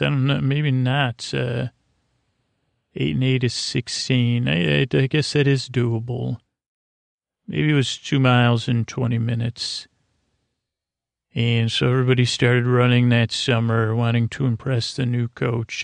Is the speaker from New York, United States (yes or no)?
yes; Syracuse, New York, United States; I grew up in Syracuse, New York